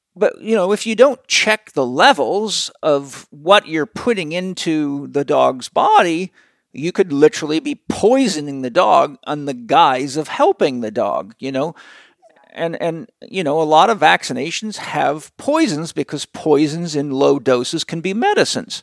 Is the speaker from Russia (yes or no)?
no; Vancouver Island, British Columbia, Canada; I grew up on a farm and I grew up on Vancouver Island in the wild.